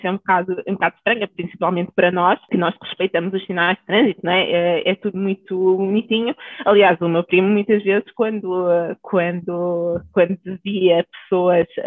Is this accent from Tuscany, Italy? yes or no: no; Naples, Campania, Italy; Portuguese is a second language; Normalmente eh, as pessoas, quando, quando sabem que sou de Nápoles, a primeira coisa que me dizem é